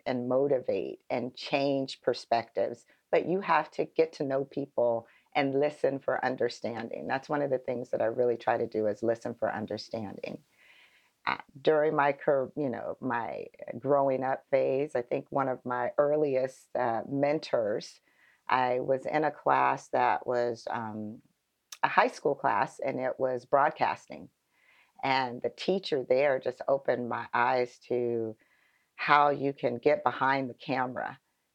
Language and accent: English; Phoenix, Arizona, United States; I am born and raised in Phoenix, Arizona